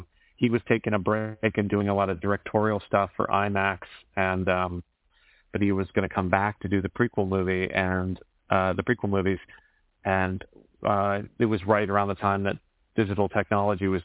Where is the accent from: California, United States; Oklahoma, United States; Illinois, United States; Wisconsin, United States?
California, United States; San Francisco Bay Area; born or raised there